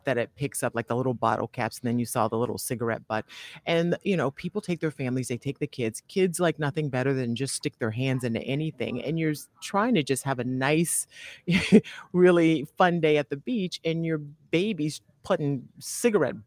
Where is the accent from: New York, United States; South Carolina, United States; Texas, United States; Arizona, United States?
South Carolina, United States; Charleston; now in Florida, United States; I'm from South Carolina, another beach town in Charleston